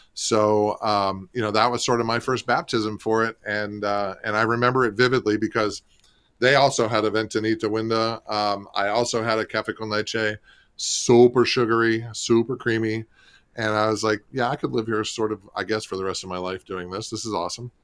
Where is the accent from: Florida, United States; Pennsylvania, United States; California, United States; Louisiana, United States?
Florida, United States; St. Petersburg; also born or lived in Alaska / West Palm Beach; I grew up in Saint Petersburg, right across the, the, the bay from Tampa.